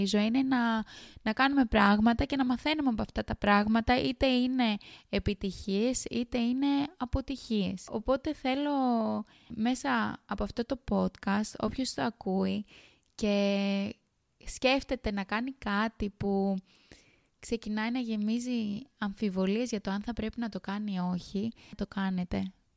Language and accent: Greek; Kos, South Aegean, Greece; moved away as an adult; now in Sydney, Australia; κατάγομαι από την ΚΟ, ένα πολύ όμορφο νησί στα Δωδεκάνησα